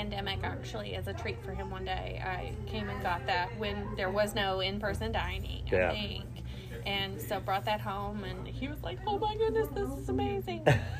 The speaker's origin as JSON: {"language": "English", "region": "Tennessee", "country": "United States", "moved": "yes", "lives_now": "Louisville, United States", "said": "I'm from Tennessee."}